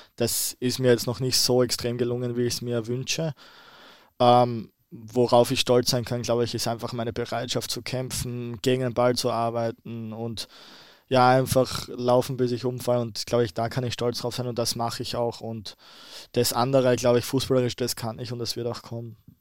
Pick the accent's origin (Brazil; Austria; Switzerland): Austria; now in Bremen, Germany; Als Ösi